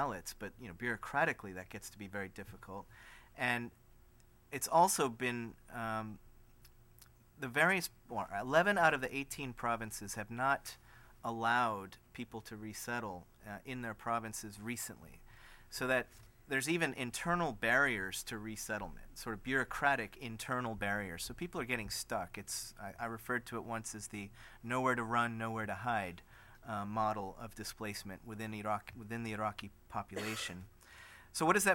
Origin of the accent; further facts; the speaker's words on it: United States; as an American